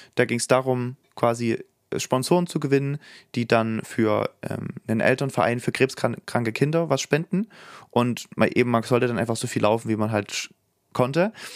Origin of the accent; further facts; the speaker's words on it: Saxony, Germany; da, wo ich herstamme in Sachsen